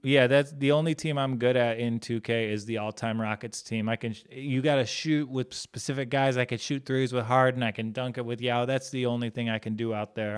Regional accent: United States; I'm an American.

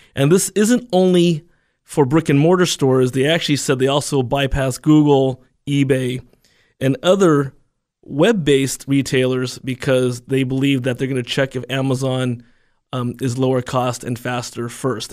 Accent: United States; I was born and raised in the United States

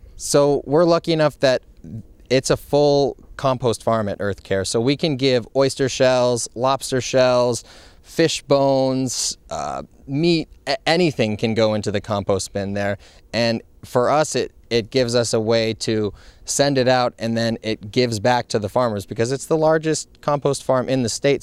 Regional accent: Montpelier, Vermont, United States; moved away as an adult; also born or lived in Providence, Rhode Island / Amelia Island, Florida; now in Westerly, United States; I grew up in Montpelier, Vermont

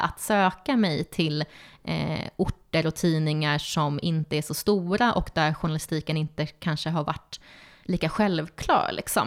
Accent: Stockholm, Stockholm County, Sweden; moved away as an adult; also born or lived in Uppsala; now in Östersund, Sweden; jag är från Stockholm och sen så flyttade jag till Uppsala för att plugga där.

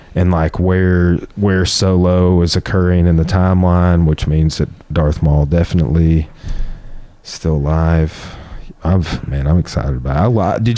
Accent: Clarksville, United States; I'm from Clarksville.

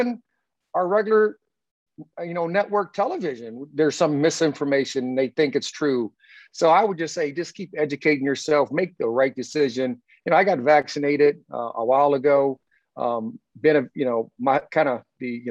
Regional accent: Indiana, United States; also born or lived in California; now in Las Vegas, United States; I'm a country boy from Indiana

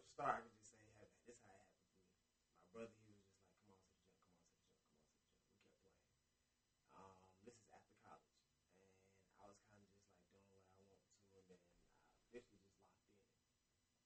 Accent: Atlanta, Georgia, United States; born or raised there; also born or lived in Brooklyn, New York / Panama (ancestry)

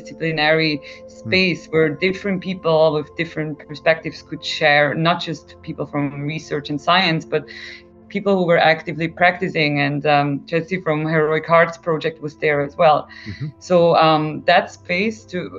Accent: Switzerland; me growing up in Switzerland

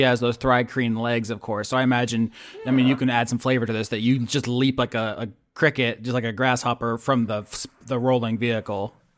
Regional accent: the South, United States; as an American from the South

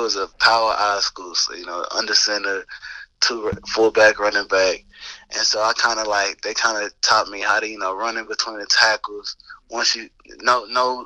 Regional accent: Texas, United States; also born or lived in Lubbock, Texas; I'm from Texas, so usually it's always I went to A&M or Texas or Texas Tech

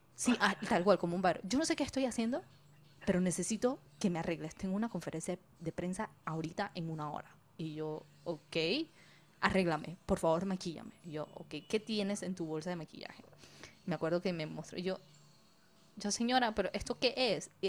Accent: Panama; now in Israel; nací y criada full panameña, pero de papás inmigrantes chinos

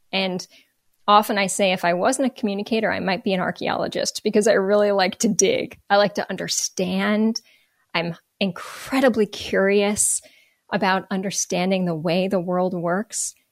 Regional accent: Northern New Jersey, United States; moved away as an adult; also born or lived in Baltimore; I grew up in Northern New Jersey.

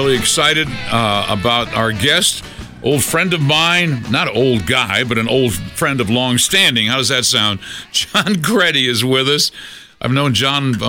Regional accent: New England, United States; now in Colorado, United States; I come from New England

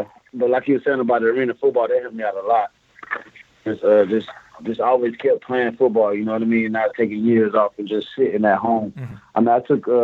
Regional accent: South Georgia, United States; moved away as an adult; also born or lived in Florida; now in Montreal, Canada; I'm from South Georgia, like south of, Atlanta, of course, and kind of near Florida

